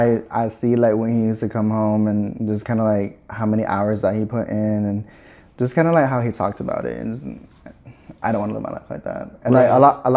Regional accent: Midwest, United States; also born or lived in Tucson / Navajo Nation / Nebraska / Kansas; I was born in Tucson, Arizona, and then we had moved to our tribal lands when I was like 2, and then I moved off my tribal lands when I was 7. And then I just kind of like moved everywhere in the Midwest, from like Nebraska to Kansas to Illinois

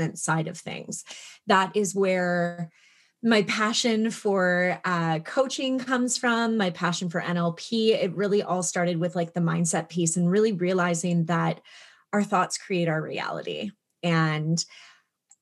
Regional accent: Toronto, Ontario, Canada; moved away as an adult; also born or lived in British Columbia; I'm from Canada. I moved from Toronto to like the middle of nowhere, British Columbia, very close to Alaska

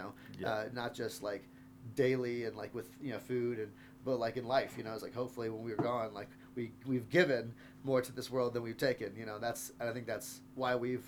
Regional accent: Texas, United States; now in Denver, United States; I'm from Texas.

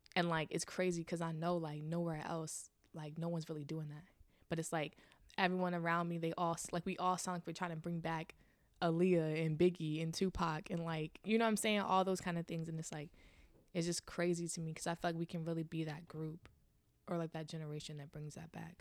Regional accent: Richmond, Virginia, United States; also born or lived in Chesterfield, Virginia; I grew up in Virginia, Richmond, Virginia

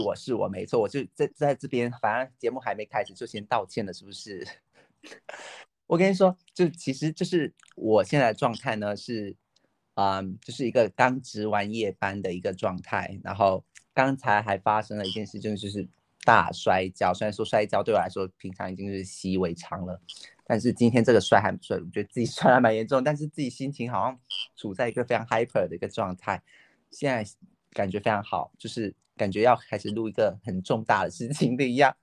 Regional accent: southern China, China; accent: southern; 听口音应该很清楚，我就是生活在南方的一个人

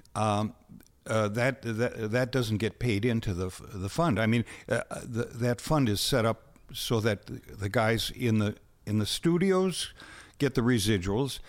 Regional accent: Winona, Minnesota, United States; I grew up in Winona

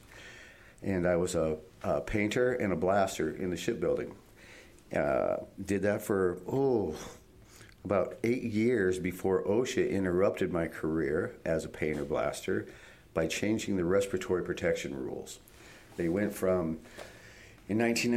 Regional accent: Iowa, United States; moved away as an adult; also born or lived in Pacific Northwest; I was born and raised in Iowa and joined the Navy way back to reach escape velocity from the state

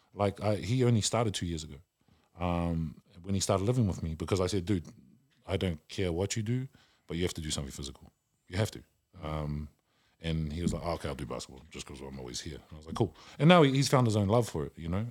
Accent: Auckland, New Zealand; I am, uh, half caste from South Oakland and we weren't raised the same way

